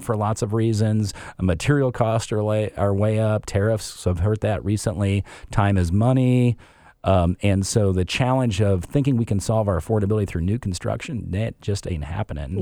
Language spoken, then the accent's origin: English; Chicago, Illinois, United States; moved away as an adult; also born or lived in Madison, Wisconsin / Midwest; now in Seattle, United States; we were Chicago, uh, o-, originally